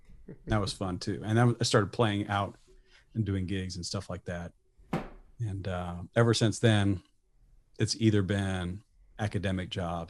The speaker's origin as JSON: {"language": "English", "region": "Midwest", "country": "United States", "said": "as a Midwesterner born into a military family"}